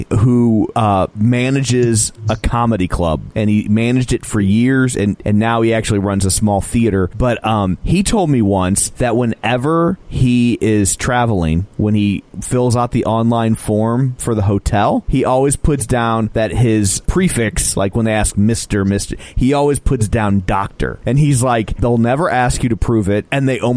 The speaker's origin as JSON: {"language": "English", "country": "Ireland", "said": "she's Russian and I'm Irish."}